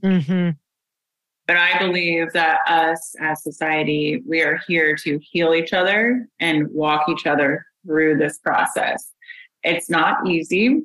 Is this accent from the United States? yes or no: yes; Indiana, United States; I'm from Indiana. My dad is a therapist, and grew up with that.